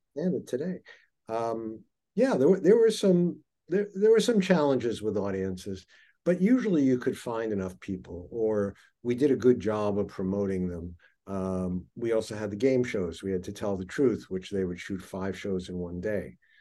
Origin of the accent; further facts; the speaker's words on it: New York City, New York, United States; I grew up in Flushing, Queens, literally on the same road, seventieth Road, in Kew Garden Hills